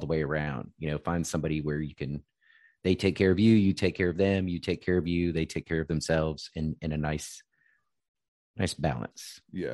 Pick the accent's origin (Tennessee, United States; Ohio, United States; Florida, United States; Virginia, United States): Virginia, United States; growing up in Virginia